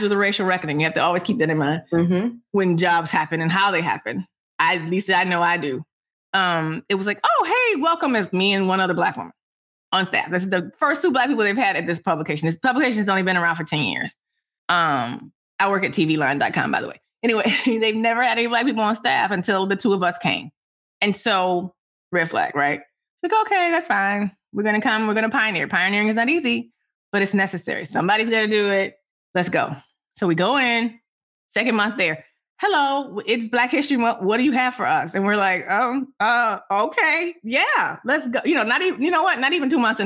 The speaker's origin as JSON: {"language": "English", "town": "Detroit", "region": "Michigan", "country": "United States", "tie": "born or raised there", "moved": "yes", "said": "how I grew up in Detroit."}